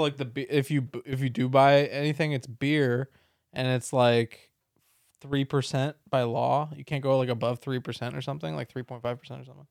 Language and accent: English; San Diego, California, United States; moved away; being a Californian